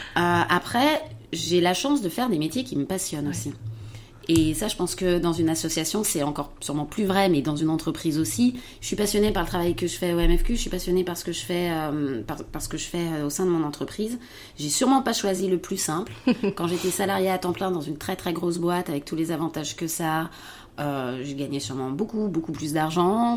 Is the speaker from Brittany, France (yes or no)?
no; around Lyon, Auvergne-Rhône-Alpes, France; also born or lived in Paris; je suis revenue en fait dans ma région d'origine, aux alentours de, aux alentours de Lyon